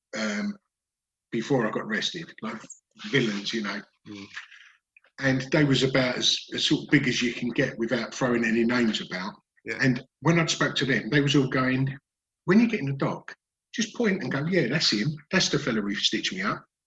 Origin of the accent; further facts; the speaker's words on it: Dagenham, London, United Kingdom; I grew up in Dagenham in Essex